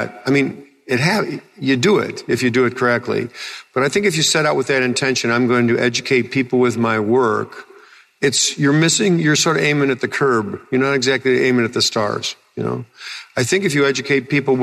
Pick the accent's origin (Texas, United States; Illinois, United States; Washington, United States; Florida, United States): Illinois, United States; I'm just a guy from Illinois